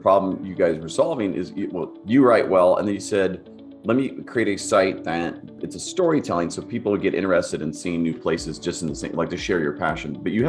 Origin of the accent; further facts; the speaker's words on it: United States; as an American, that's what we're really good at, is mispronouncing names of other cultures.